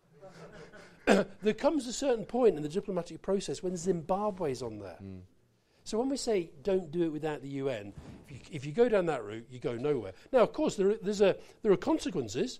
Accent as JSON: {"language": "English", "region": "Scotland", "country": "United Kingdom", "said": "I'm very British, right? But I'm British then Scottish."}